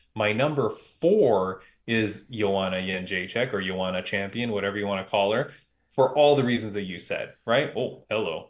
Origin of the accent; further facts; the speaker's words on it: Toronto, Ontario, Canada; my hometown of Toronto, Canada